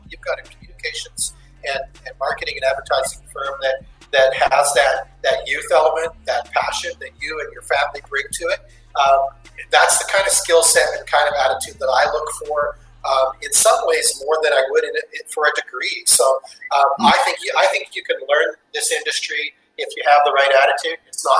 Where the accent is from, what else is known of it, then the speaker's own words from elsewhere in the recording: Western Canada, Canada; And so growing up in Western Canada, when we had basically three channels to watch